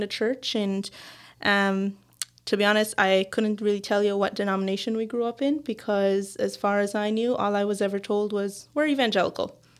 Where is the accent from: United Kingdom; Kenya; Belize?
Belize; now in Newfoundland, Canada; I am from Belize, which is in Central America.